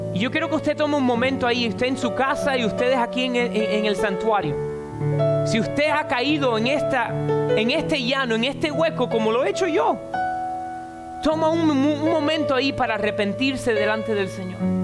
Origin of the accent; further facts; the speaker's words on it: Cuba; Y yo soy cubano, desde los 5 años tomo café con leche. En casa de mi abuelita